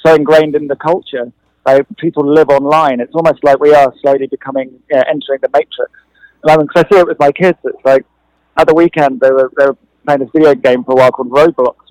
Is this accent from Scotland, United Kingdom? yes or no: no; London, United Kingdom; I grew up in London, and we were constantly being bombed by the IRA.